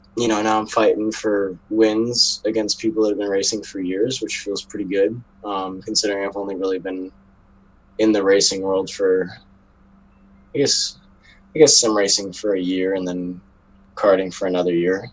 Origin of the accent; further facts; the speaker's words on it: New York, United States; I'm from New York